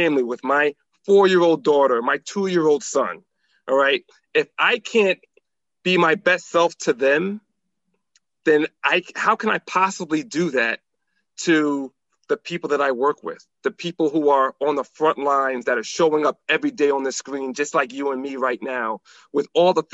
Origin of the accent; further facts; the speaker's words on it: New Haven, Connecticut, United States; now in Maryland, United States; I'm originally from Connecticut. And New Haven, Connecticut